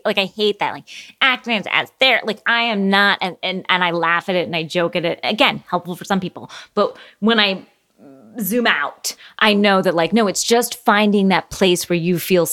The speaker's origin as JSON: {"language": "English", "region": "Florida", "country": "United States", "tie": "born or raised there", "said": "as a Floridian, we had the Burt Reynolds dinner theater. It was very famous growing up in Florida."}